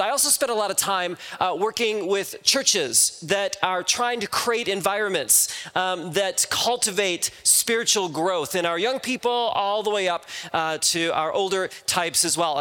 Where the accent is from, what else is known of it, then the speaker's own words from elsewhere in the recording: Midwest, United States; now in California, United States; I'm originally from the Midwest